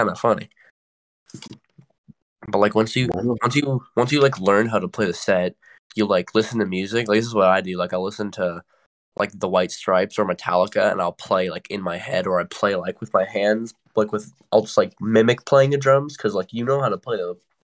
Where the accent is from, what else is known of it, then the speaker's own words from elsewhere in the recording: Wisconsin, United States; now in Georgia, United States; I'm from Wisconsin